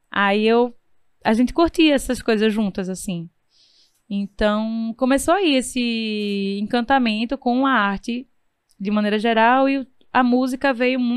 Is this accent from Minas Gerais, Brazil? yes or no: no; Recife, Pernambuco, Brazil; Eu sou daqui de Recife, daqui da Zona Oeste, nasci no Jiquiá.